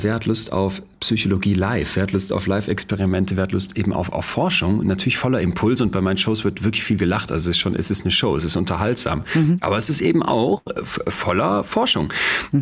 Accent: Solingen, North Rhine-Westphalia, Germany; now in Münster, Germany; damals in Solingen, wo ich herkomme, dann in Münster so Studiepartys

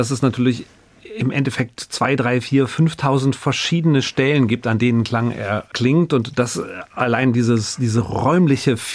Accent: North Rhine-Westphalia, Germany; wohingegen jetzt wir als Rheinländer, wir verschlucken ja doch mal das ein oder andere.

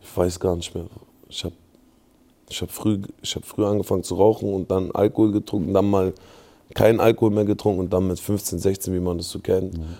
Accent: Berlin, Germany; ich bin in Lichterfelde groß geworden

